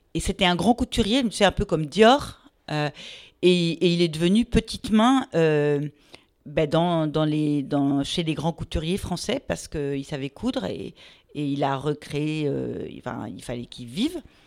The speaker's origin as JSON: {"language": "French", "town": "Meudon", "region": "Île-de-France", "country": "France", "tie": "born or raised there", "also_born_or_lived": "Paris", "said": "je suis une pure parisienne. Euh, mais en fait, et donc j'ai vécu à Meudon, hein, tout près de Paris."}